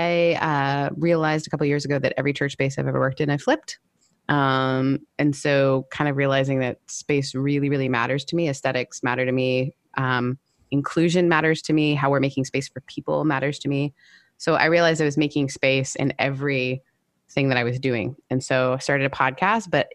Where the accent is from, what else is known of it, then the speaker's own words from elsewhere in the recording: Canada; I'm Canadian